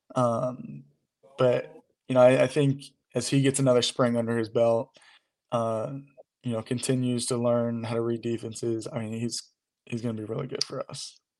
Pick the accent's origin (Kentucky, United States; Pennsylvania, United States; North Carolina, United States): Kentucky, United States; Louisville; I'm from Louisville